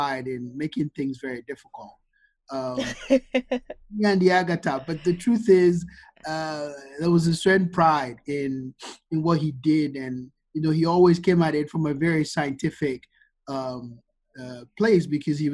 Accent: Ghana; moved away as an adult; also born or lived in Virginia, United States / Chicago, United States; Born, bred, and buttered in Ghana. I grew up here in Ghana, and I moved to the U.S., like a week before I started college.

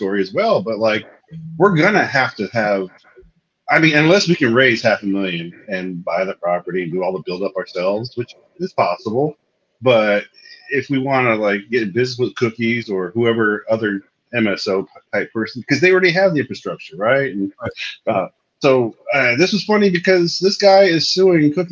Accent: Southern California, United States; growing up in Southern California

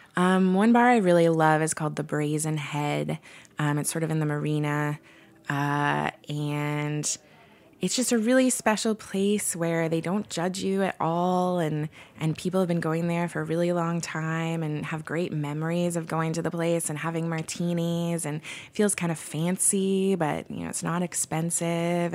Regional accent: Portland, United States; now in San Francisco, United States; I'm from Portland

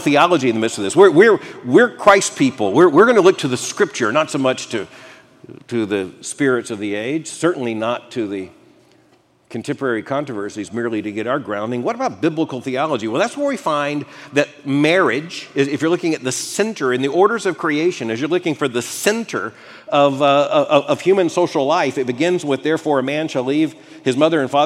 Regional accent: Florida, United States; growing up in Florida

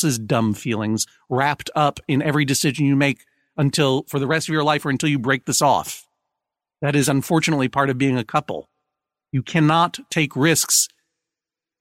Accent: Brookline, Massachusetts, United States; moved away as an adult; I'm from Brookline, Massachusetts, and I spent quite a bit of my growing up time in the area

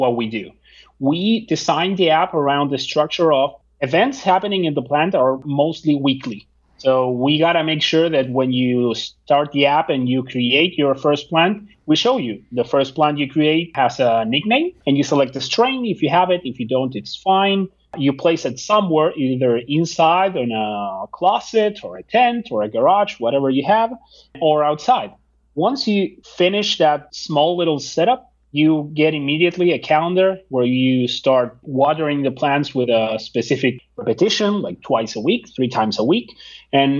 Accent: Argentina; now in United States; I'm from Argentina

